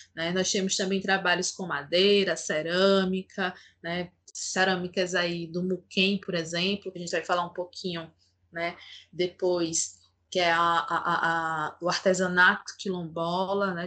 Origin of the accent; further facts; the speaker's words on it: Palmeira dos Índios, Alagoas, Brazil; now in Maceió, Brazil; sou alagoana, Nasci em Palmeira dos Índios, Agreste Alagoano, mas desde 2010 moro aqui em Maceió